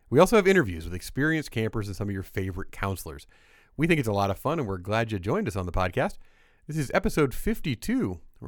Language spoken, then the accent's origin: English; Indiana, United States; moved away; I'm from Indiana.